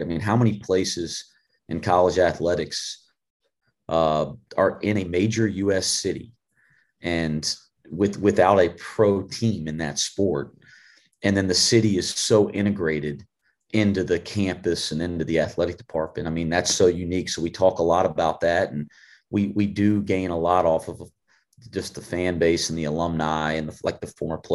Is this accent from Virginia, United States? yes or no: no; North Carolina, United States; moved away as an adult; now in Cincinnati, United States; growing up in North Carolina, my entire coaching career was at UNC Greensboro